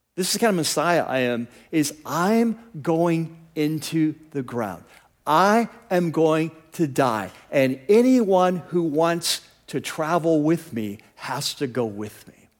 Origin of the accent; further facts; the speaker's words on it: United States; also born or lived in California; as American Christians